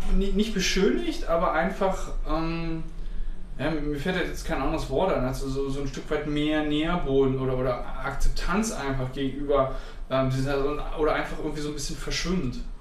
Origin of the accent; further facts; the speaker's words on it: Saarland, Germany; now in Berlin, Germany; ursprünglich Saarländer